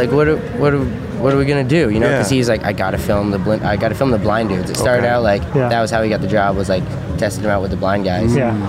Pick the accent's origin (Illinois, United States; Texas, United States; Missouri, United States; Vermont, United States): Vermont, United States; Barre; I'm from Barrie, which is like southern Vermont.